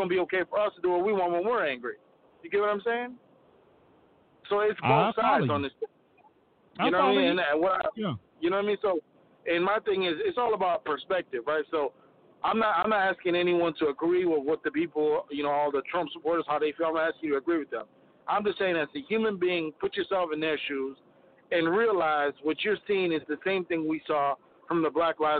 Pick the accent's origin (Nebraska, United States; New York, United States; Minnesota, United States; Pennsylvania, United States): Minnesota, United States; Minneapolis; I'm from Minneapolis